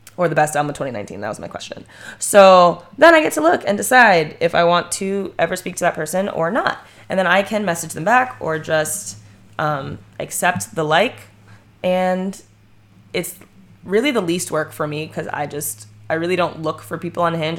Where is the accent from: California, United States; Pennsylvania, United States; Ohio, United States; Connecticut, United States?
Ohio, United States; I grew up in Ohio